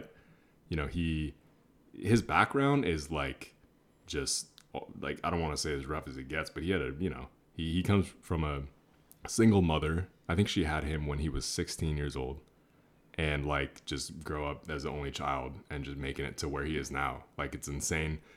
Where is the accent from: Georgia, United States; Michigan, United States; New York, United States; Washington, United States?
Washington, United States; Seattle; also born or lived in Orange County, California; now in Los Angeles, United States; I'm from Seattle, Washington originally